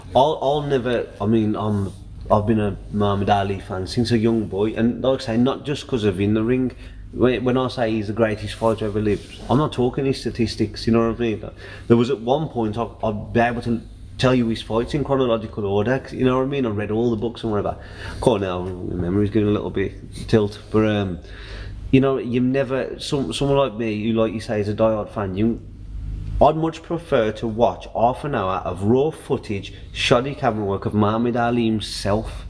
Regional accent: United Kingdom; we're, we're British

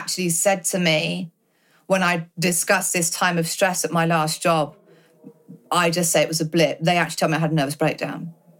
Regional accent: United Kingdom; as British people

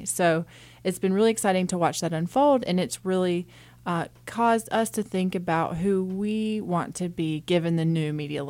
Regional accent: the South, United States; I grew up in the South, come from a really Southern family

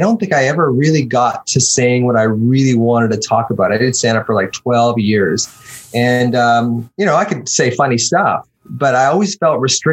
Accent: Victoria, British Columbia, Canada; also born or lived in Brampton, Ontario / Vancouver; I was born in Brampton, and then family moved out to BC when I was 10 to Victoria

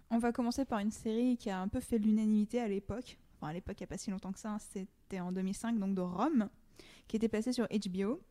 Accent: France; en tant que Français

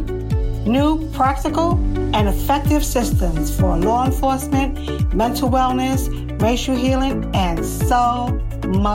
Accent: New York, United States; I'm from New York.

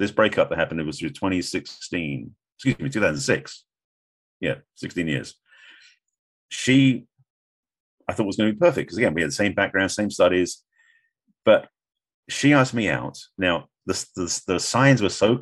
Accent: England, United Kingdom; moved away as an adult; now in United States; being English, I'd only been in America at this point, like maybe 5 years, 6 years. So my accent was even thicker

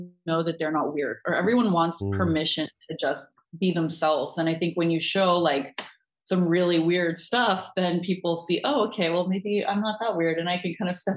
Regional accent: United States; now in Netherlands; I'm American, so I also grew up with that kind of very conservative mentality around it.

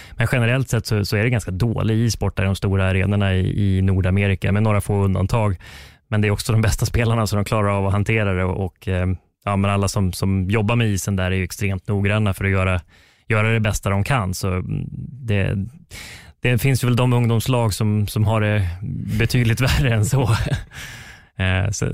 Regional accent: Västerås, Västmanland, Sweden; now in Karlstad, Sweden; tennisplanerna hemma i Västerås

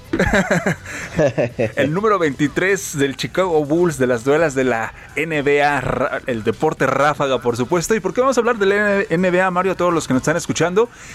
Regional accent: Mexico; México, nuestro país

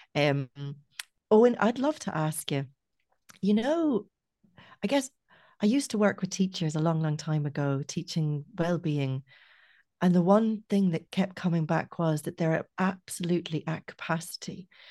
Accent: Scotland, United Kingdom; now in Ireland; I grew up in Scotland

